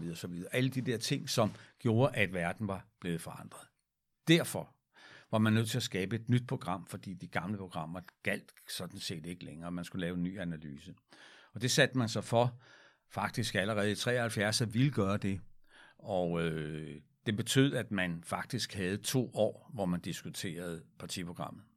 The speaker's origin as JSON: {"language": "Danish", "town": "Frederiksberg", "region": "Capital Region of Denmark", "country": "Denmark", "tie": "born or raised there", "said": "der var jeg barn og boede på Frederiksberg"}